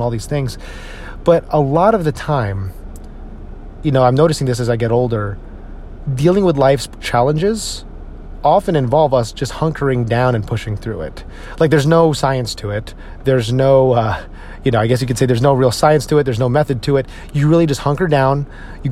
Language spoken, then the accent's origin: English; Northeast, United States; now in Texas, United States; my friends up in the Northeast and the people I grew up with in the Northeast